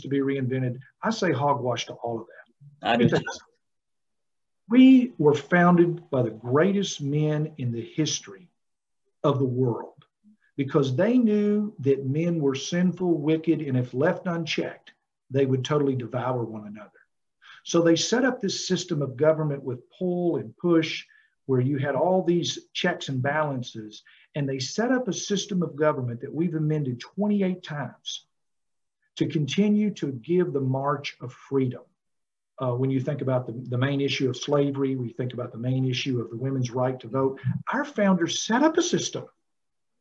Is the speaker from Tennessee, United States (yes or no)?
yes; Tennessee, United States; I'm a Tennessean and that I'm not a Californian